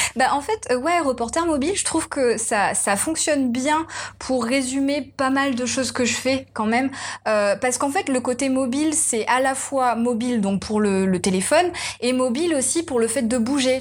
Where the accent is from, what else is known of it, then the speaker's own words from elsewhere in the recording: Réunion; je suis réunionnaise.